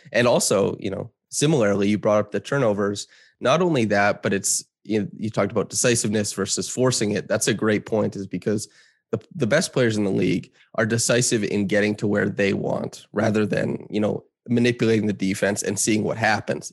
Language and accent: English; Saskatchewan, Canada; moved away; I grew up in small town Saskatchewan